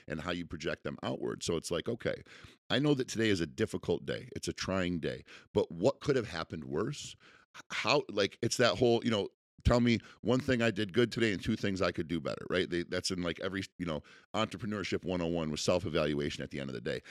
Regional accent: United States; as an American

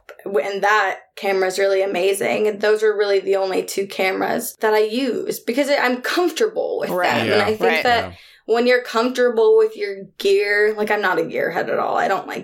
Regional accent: New York, United States; moved away as an adult; also born or lived in Brooklyn; now in Portland, United States; my family's all from New York. Like, I was born in New York.

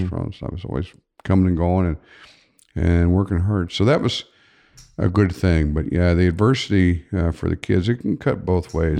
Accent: Upper Arlington, Ohio, United States; I grew up in Upper Arlington

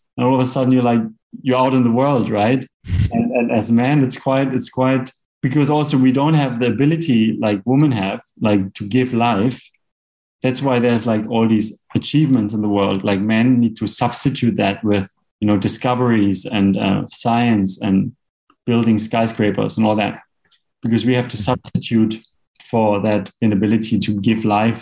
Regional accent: Black Forest, Baden-Württemberg, Germany; moved away as an adult; now in Bali, Indonesia; Originally, I'm from Germany in the Black Forest

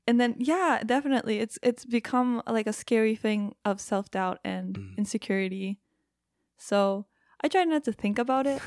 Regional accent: Japan; first language Japanese; English is a second language; moved away as an adult; now in United States; I grew up in Japan.

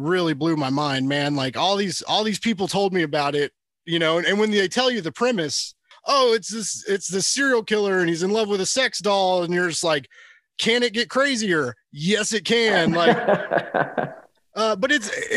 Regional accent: Kansas City, United States; I'm from Kansas City

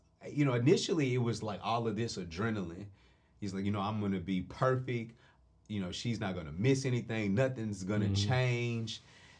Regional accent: Nashville, Tennessee, United States; And I'm from North Nashville. It's a place where there's not a lot of money.

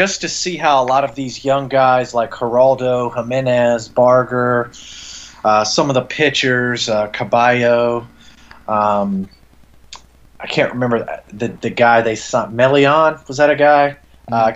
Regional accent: North Carolina, United States; also born or lived in Middle East / Southeast US; now in Florida, United States; Before I moved to Florida, I grew up in North Carolina, and I've lived all over the world.

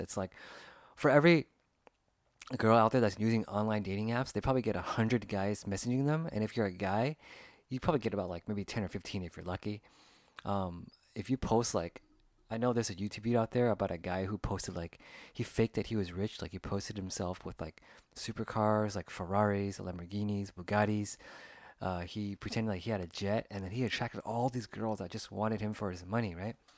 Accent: United States; growing up in America, you know, there's different cultures, different backgrounds

